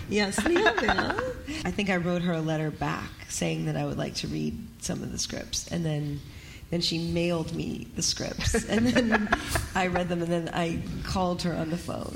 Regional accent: Seattle, Washington, United States; I'm from Seattle.

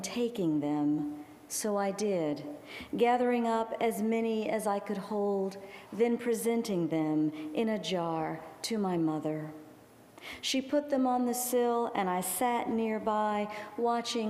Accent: Gulfport, Mississippi, United States; moved away; also born or lived in New Orleans, Louisiana; my hometown

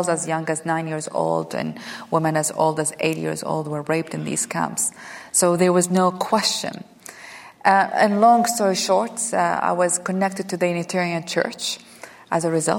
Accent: Iraq; moved away as an adult; now in United States; I had recently arrived in America or been living in America. I came from Iraq in 1990, and I went back to school in America or college.

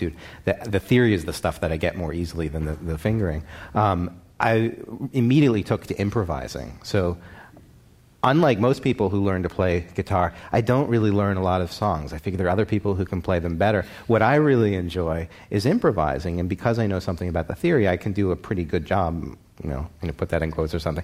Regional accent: Baltimore, Maryland, United States; now in New York, United States; my hometown of Baltimore

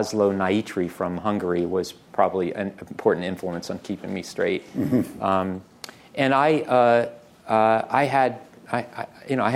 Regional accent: Baltimore, Maryland, United States; I was born in Baltimore

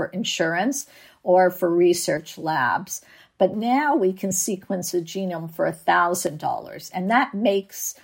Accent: Canada; now in San Diego, United States; I live in San Diego, but I'm from Canada

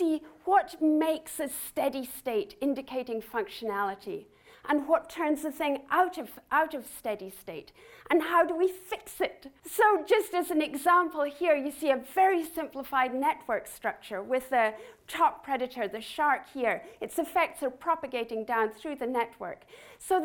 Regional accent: Scotland, United Kingdom; I grew up with gorse in Scotland

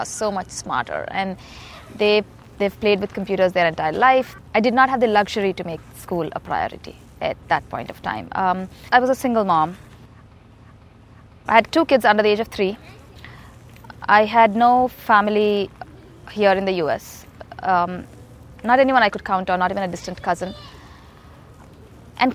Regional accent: Hyderabad, Telangana, India; moved away; I grew up in India, in a city called Hyderabad.

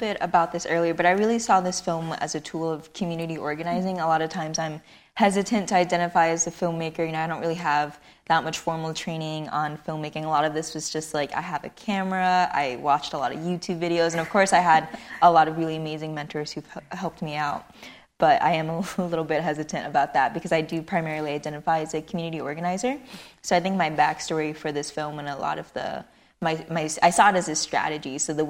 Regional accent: Long Beach, California, United States; I grew up in Cambodia Town, Long Beach, which is pretty heavily, there was a lot of crime, there was a lot of gang activity

